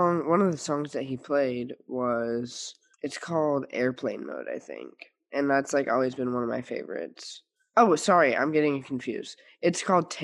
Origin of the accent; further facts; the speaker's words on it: St. Louis, Missouri, United States; moved away; I'm from St. Louis